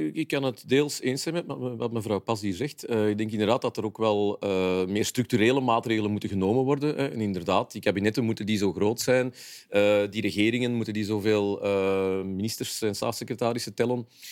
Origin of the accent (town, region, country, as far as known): Flanders, Belgium